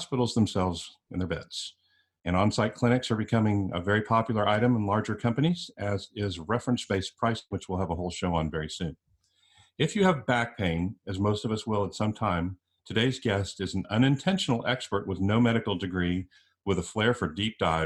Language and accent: English; San Antonio, Texas, United States; San Antonio, Texas, my hometown